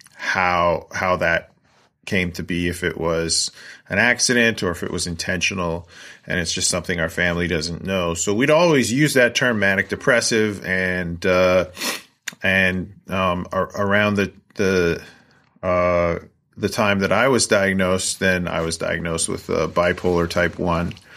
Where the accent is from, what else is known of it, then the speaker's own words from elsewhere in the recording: Coquitlam, British Columbia, Canada; moved away as an adult; also born or lived in Vancouver Island, Canada / Edmonton, Alberta, Canada / Kingston, Ontario, Canada; now in Scandia, United States; I grew up in Coquitlam, British Columbia, a suburb of Vancouver, British Columbia